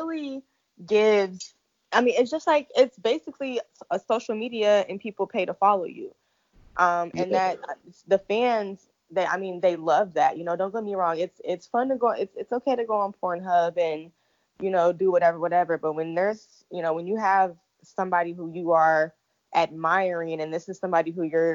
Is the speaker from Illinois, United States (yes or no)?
yes; Illinois, United States; moved away as an adult; now in Atlanta, United States; I am originally from Illinois, but 3 years ago I moved to Atlanta